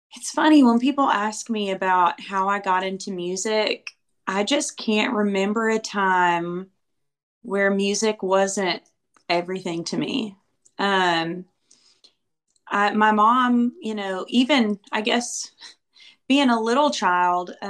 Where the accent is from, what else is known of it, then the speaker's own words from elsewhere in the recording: Muscle Shoals, Alabama, United States; now in Nashville, United States; I'm from Muscle Shoals